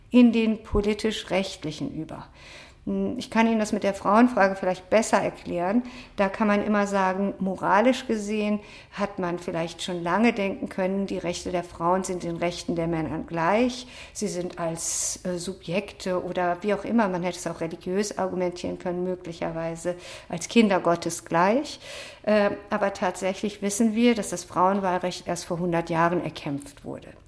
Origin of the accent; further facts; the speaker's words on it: Berlin, Germany; ich, ich komme aus Berlin.